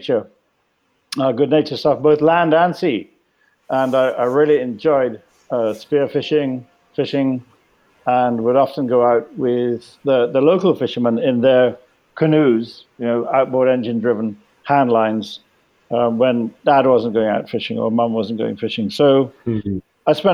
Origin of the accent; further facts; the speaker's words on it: Jamaica; growing up in Jamaica. My family's been there